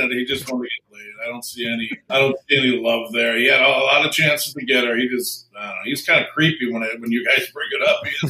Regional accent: Milwaukee, Wisconsin, United States; And I'm from Milwaukee. That's easily an 8 mile drive.

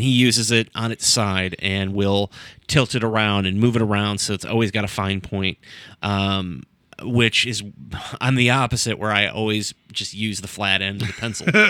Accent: Sandusky, Ohio, United States; my hometown, Sandusky, Ohio

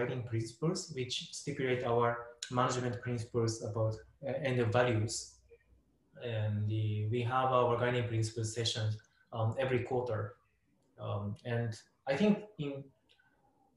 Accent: Japan; I was born and raised in Japan

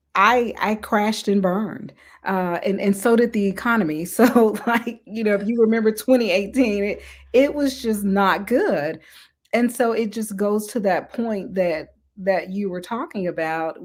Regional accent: Mississippi, United States; I'm from the South, I'm from Mississippi, so I was raised

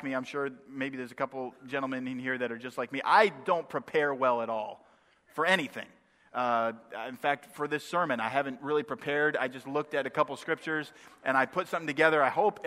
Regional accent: Maine, United States; moved away; also born or lived in northwest Indiana; I am from the north originally. I grew up in Maine.

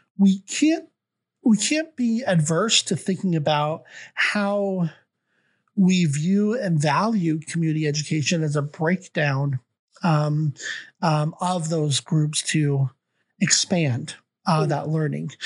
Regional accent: Olympia, Washington, United States; also born or lived in Australia / Canada; Evergreen State College in Olympia, Washington, my hometown

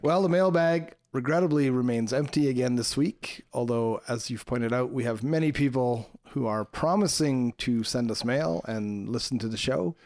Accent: Montreal, Quebec, Canada; moved away; I grew up in Montreal, around Montreal

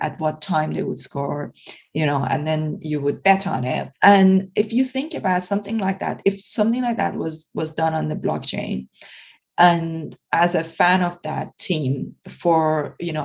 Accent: Iran; now in United Kingdom; I come originally from Iran

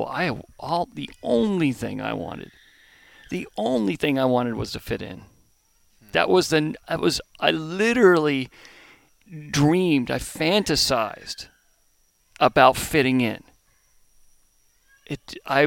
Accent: a very small town outside of Columbus, Ohio, United States; moved away; also born or lived in Southern California; I was born in Southern California, but grew up in a very small town outside of Columbus.

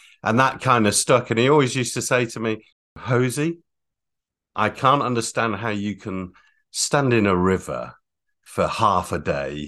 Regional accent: Catterick, Yorkshire and the Humber, United Kingdom; also born or lived in Germany; Well, we were all born abroad, actually. So Bahrain, Holland, and I was born in Germany. And we settled in Catterick in Yorkshire.

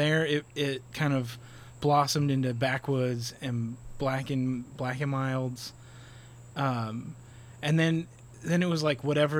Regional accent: Hammond, Indiana, United States; moved away as an adult; now in Miami, United States; I grew up in Hammond, Indiana.

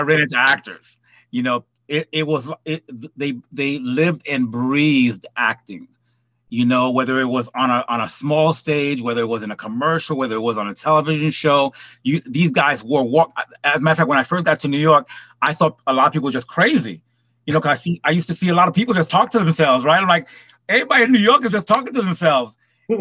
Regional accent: Port-au-Prince, Ouest, Haiti; also born or lived in California / Hollywood; now in Atlanta, United States; I'm originally from Port-au-Prince, Haiti.

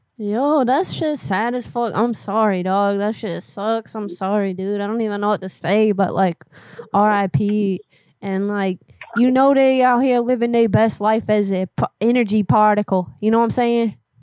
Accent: New Orleans, Louisiana, United States; I was born in New Orleans

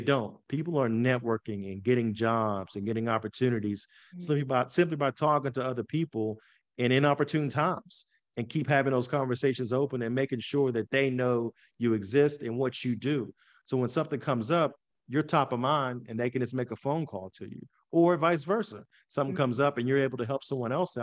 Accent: West Virginia, United States; now in Pittsburgh, United States; growing up in West Virginia, there's a stereotype

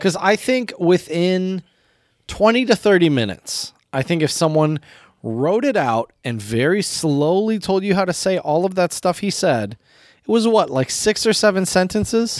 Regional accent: United States; also born or lived in China; as an American, as a, a language teacher

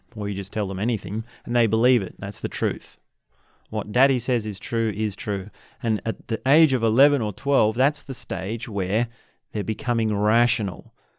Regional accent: Australia; I'm from Australia

